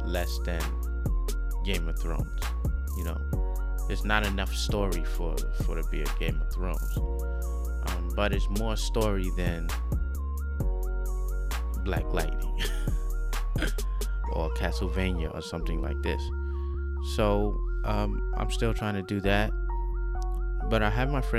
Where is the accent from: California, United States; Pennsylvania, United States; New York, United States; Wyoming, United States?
New York, United States; New York City; moved away; also born or lived in China; I'm American